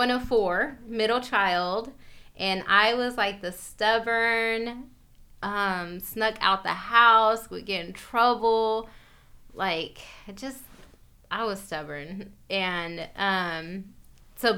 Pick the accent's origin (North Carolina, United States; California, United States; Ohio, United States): California, United States; Sacramento; born and raised in Sacramento, California, South Sac, Meadowview